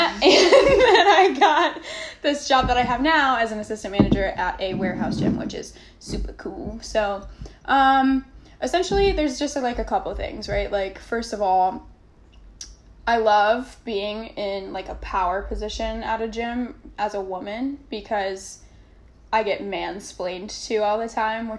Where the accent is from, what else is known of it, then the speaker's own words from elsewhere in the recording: Minnesota, United States; moved away as an adult; I'm from Minnesota originally, so I was just like, I'm gonna go somewhere warm, and here we are.